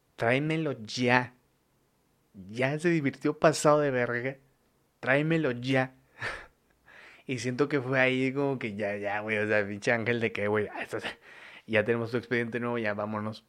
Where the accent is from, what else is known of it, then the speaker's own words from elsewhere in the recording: Mexico; soy mexicano, güey, o sea, soy mexicano